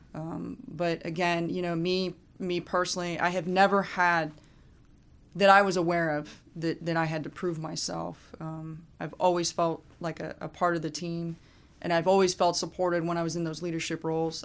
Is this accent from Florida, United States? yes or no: no; Fairborn, Ohio, United States; moved away as an adult; Fairborn, Ohio is my hometown, and I went, went to school K through twelve